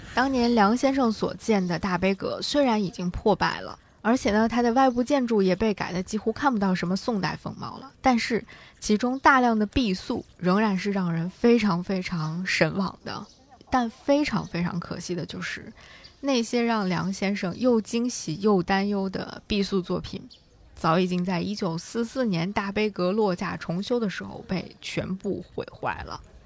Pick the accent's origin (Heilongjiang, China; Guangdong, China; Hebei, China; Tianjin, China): Hebei, China; moved away; 在我在河北生活长大的那些年里